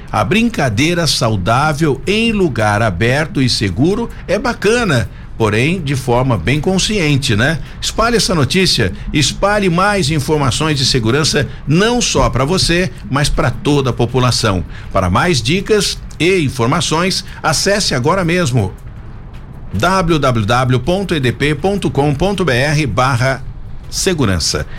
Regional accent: Brazil; eu sou brasileiro

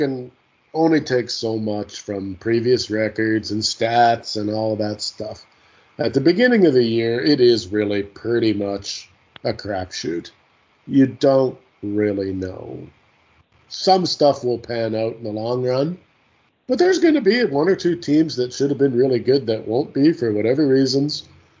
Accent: Canada; I'm a Canadian. What are you saying?

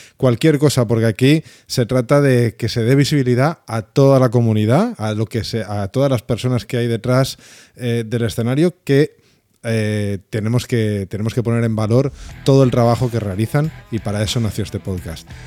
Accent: Spain

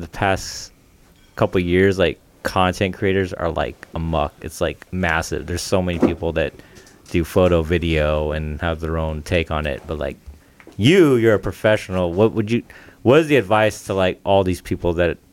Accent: San Pablo, California, United States; also born or lived in San Francisco (Mission District) / Hercules, California; my family moved to the East Bay and we stayed in San Pablo

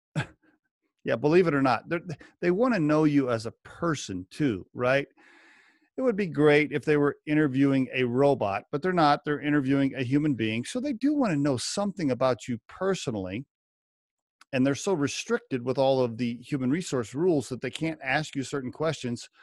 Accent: Oklahoma, United States; moved away as an adult; also born or lived in northern Colorado; now in Colorado, United States; I grew up in Oklahoma and went to a liberal arts school there

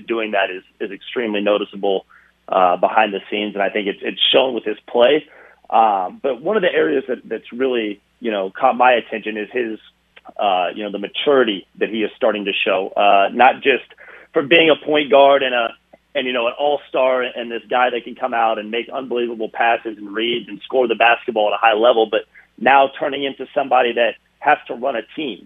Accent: Indiana, United States; I was born in Indiana, the Midwest, and was born with the semi-Southern Midwestern traits and values

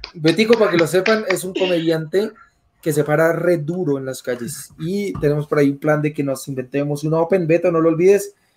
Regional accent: Colombia; como colombiano

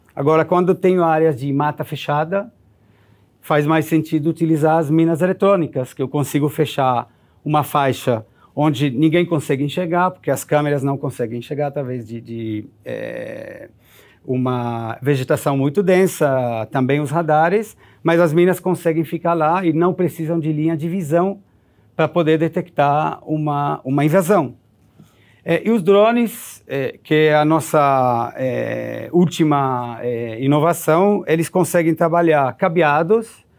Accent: Israel; Portuguese is a second language; now in Brazil; eu nasci em Israel em 1970

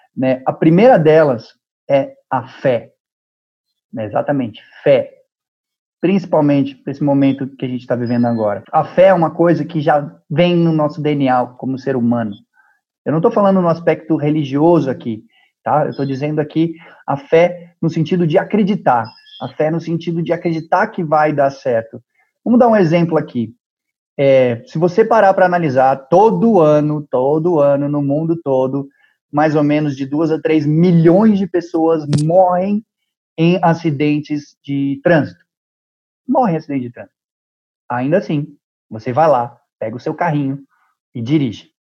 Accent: Brazil; eu sou do Brasil

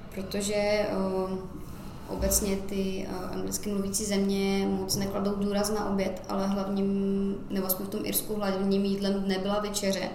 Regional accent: Czechia; now in Ireland; když jsem odjížděla z Česka

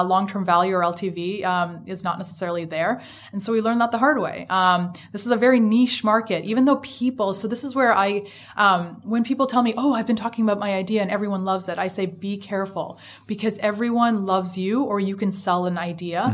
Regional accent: Canada; moved away as an adult; also born or lived in Shanghai, China; now in United States; So I'm Canadian

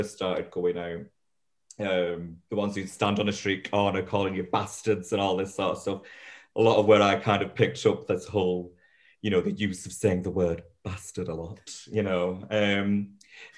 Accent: Bolton, North West England, United Kingdom; moved away; I'm a Boltonian.

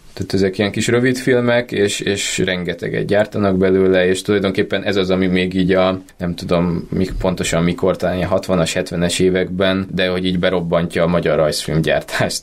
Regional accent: Budapest, Hungary; szerettem Budapesten gyerek lenni

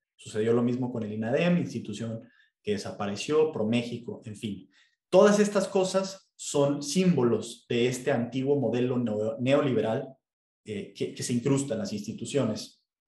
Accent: Mexico; nuestro presidente

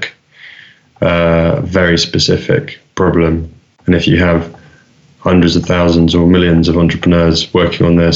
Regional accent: London, United Kingdom; I grew up in London

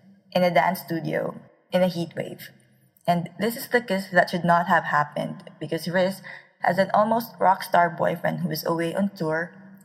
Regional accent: Philippines; I am a Filipino author

